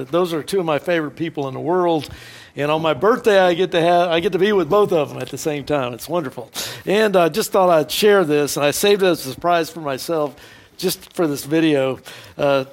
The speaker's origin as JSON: {"language": "English", "town": "Houston", "region": "Texas", "country": "United States", "said": "I'm from Houston, Texas"}